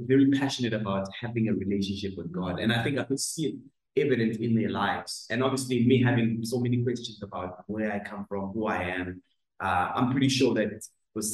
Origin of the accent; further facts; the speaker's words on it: Greytown, KwaZulu-Natal, South Africa; I'm from a small town in KZN called Greytown.